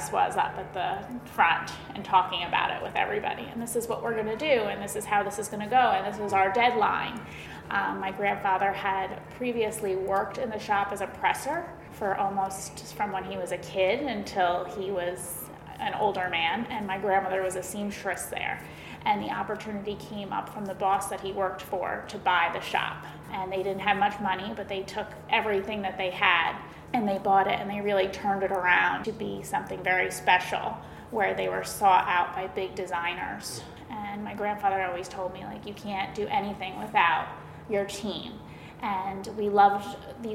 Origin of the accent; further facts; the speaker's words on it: Westchester County, New York, United States; moved away as an adult; now in Connecticut, United States; I grew up in Westchester County